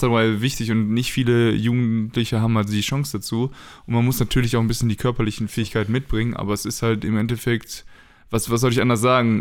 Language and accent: German; Paderborn, North Rhine-Westphalia, Germany; now in Braunschweig, Germany; in Paderborn ähm, in meiner Heimat